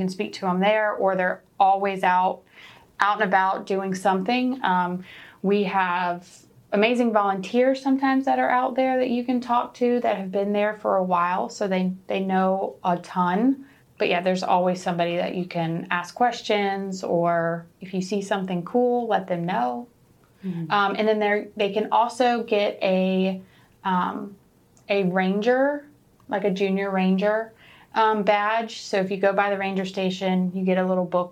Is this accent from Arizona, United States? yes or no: no; Deltaville, Virginia, United States; moved away as an adult; now in Gloucester, United States; I'm originally from Deltaville